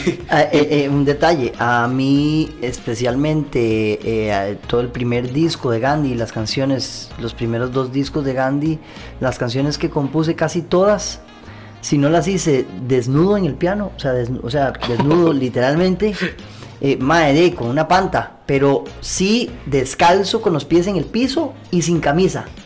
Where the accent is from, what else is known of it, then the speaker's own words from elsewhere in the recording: Costa Rica; also born or lived in Washington, DC, United States / Pittsburgh, United States; cuando llegué de Pittsburgh a Costa Rica